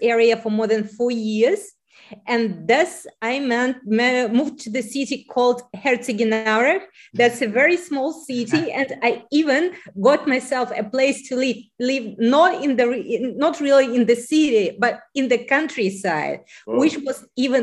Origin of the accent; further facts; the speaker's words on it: Belarus; moved away as an adult; now in Germany; I was born and raised in Belarus and lived there for almost 40 years. And then we moved to Germany in 2015